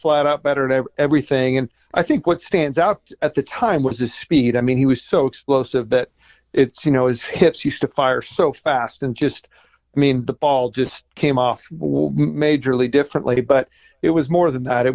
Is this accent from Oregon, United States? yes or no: yes; Eugene, Oregon, United States; I grew up in Eugene, went to South Eugene High School, been in Oregon all my life